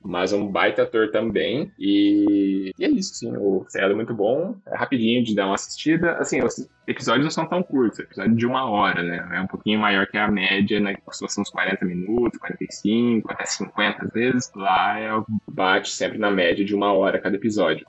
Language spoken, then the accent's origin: Portuguese; Maringá, Paraná, Brazil; now in Francisco Beltrão, Brazil; eu venho de Maringá, né, lá em Beltrão